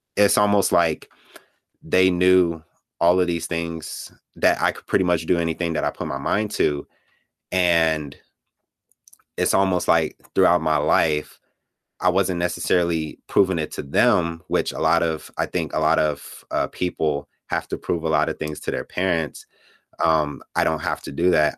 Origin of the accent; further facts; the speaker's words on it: Gary, Indiana, United States; also born or lived in Chicago, Illinois; I was born in Chicago, Illinois, on the South Side. and, but I was mostly raised in Gary, Indiana, that's where I went to school, that's pretty much where I grew up